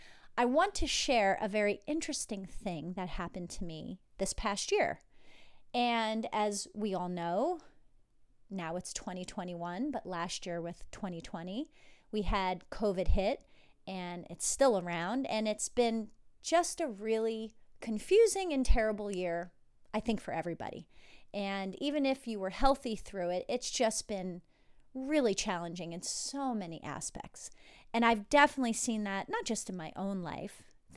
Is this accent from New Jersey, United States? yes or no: yes; New Jersey, United States; And I grew up in New Jersey with all my relatives, including my parents, drinking wine, drinking beer, drinking kind of anything.